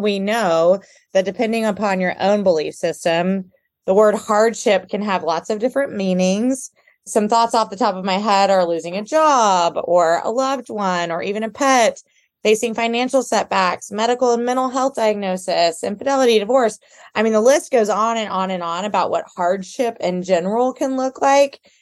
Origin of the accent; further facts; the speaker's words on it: Houston, Texas, United States; I'm from Houston. I'm from a big city